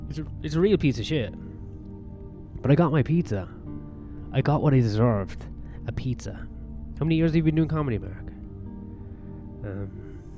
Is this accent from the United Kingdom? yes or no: no; Ireland; being Irish.